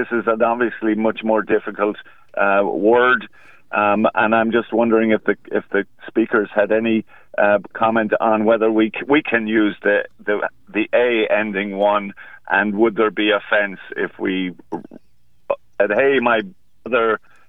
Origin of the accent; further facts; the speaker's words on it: Ireland; now in Nashville, United States; I'm an Irishman. We grew up with derogatory terms used by the British, Paddy and Mick